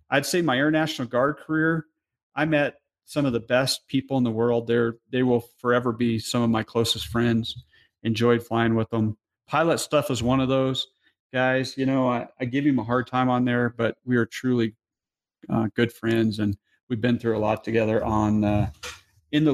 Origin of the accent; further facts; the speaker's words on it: New Mexico, United States; moved away; I'm from New Mexico